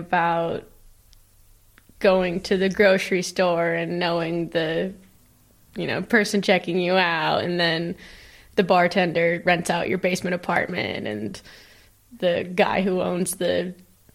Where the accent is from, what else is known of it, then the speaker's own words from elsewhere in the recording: Government Camp, Oregon, United States; moved away; also born or lived in Alaska / Svalbard; I'm from a extremely small town.